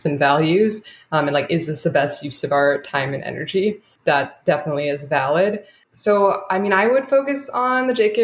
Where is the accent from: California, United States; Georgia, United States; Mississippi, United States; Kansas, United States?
California, United States; Orange County; I did grow up in Orange County